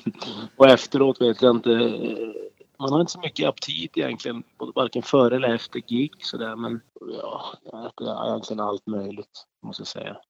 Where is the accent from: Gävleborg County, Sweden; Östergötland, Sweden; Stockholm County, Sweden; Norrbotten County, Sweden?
Norrbotten County, Sweden; Boden; now in Skellefteå, Sweden; min uppväxt uppe i Boden och inbyn där jag kommer ifrån